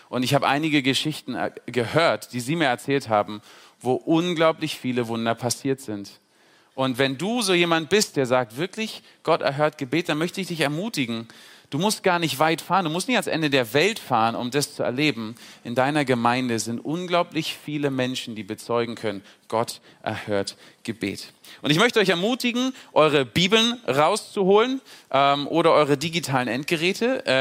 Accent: Berlin, Germany; moved away as an adult; Ich bin mit 19 Jahren äh, von Berlin, ich komme aus Berlin ursprünglich, bin ich äh, auf die Logos Hope äh, geflogen, nach Trinidad und Tobago damals

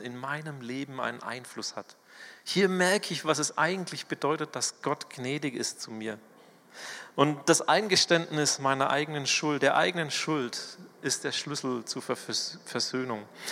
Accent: Swabia, Germany; accent: Swabian; moved away; ich bin ja ein Schwabe. Wenn hier in der Gemeinde irgendjemand Schwäbisch redet oder Dialekt, dann fühle ich mich heimatlich

